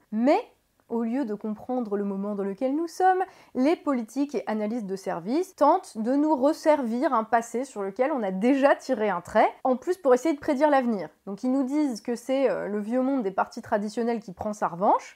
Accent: France; en tant que Français

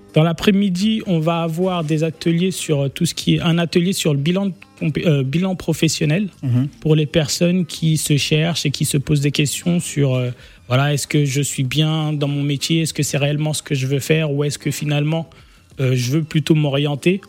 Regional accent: France; on a grandi en France

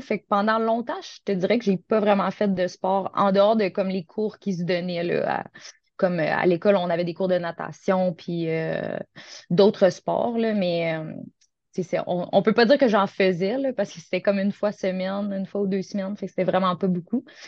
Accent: Gatineau, Quebec, Canada; moved away as an adult; now in Sainte-Catherine-de-la-Jacques-Cartier, Canada; je viens originellement de Gatineau, qui est tout près de la capitale du Canada, Ottawa.

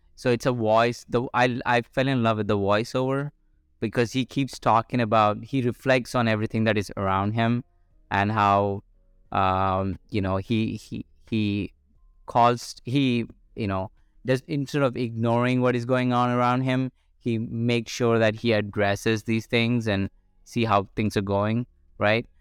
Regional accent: India; moved away as an adult; I grew up in India for 21 years of my life until I was 21

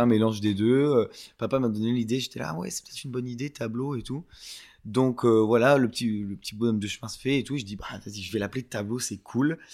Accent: France; moved away as an adult; je suis français de base et j'ai vécu jusqu'à 21 ans.

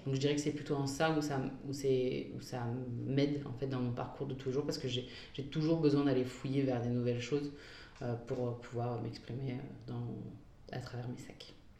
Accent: Mouvaux, Hauts-de-France, France; moved away as an adult; also born or lived in Sicily, Italy / Bologna, Italy; je suis originaire d'une petite ville qui s'appelle Mouvou, à côté de Lille, où j'ai passé euh, toute euh, mon enfance et adolescence jusqu'à mes 18 ans.

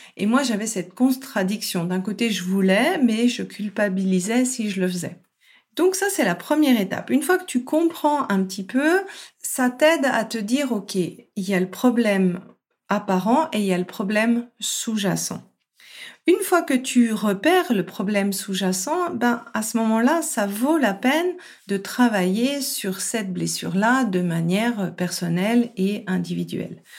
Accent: France; je suis française à la base

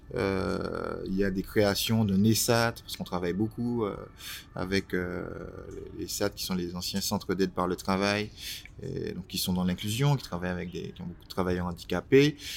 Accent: Martinique; moved away as an adult; now in Paris, France; Je suis né en Martinique il y a quelques années. J'ai rejoint Paris en 2000, non, en 99

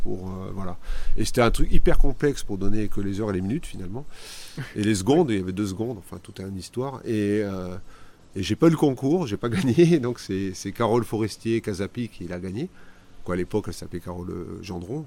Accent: Paris, Île-de-France, France; also born or lived in Landes (Chalosse); je suis originaire de Paris, mais je suis pas né à Paris.

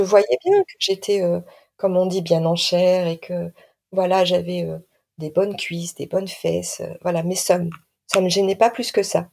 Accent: Nord-Pas-de-Calais, Hauts-de-France, France; Je viens du Nord-Pas-de-Calais

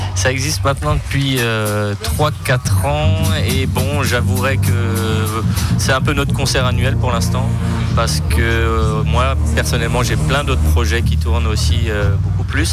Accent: Sélestat, Grand Est, France; je suis natif de Célesta

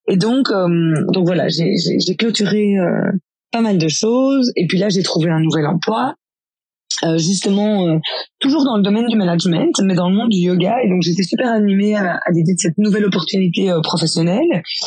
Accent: Belgium; je suis belge, j'ai grandi dans une famille de quatre enfants

